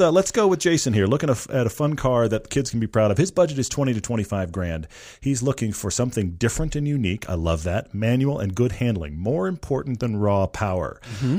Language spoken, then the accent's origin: English; Texas, United States; moved away; I'm originally from Texas